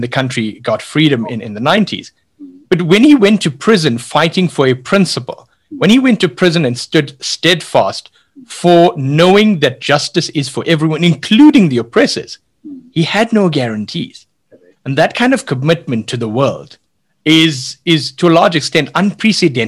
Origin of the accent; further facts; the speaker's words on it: South Africa; we grew up with what in South Africa we call spinach, the old Indian triangle spinach that grew along the beach